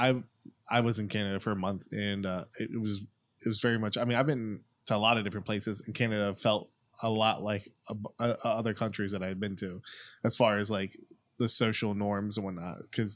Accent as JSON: {"language": "English", "region": "Maryland", "country": "United States", "moved": "yes", "lives_now": "Florida, United States", "said": "We're from Maryland though."}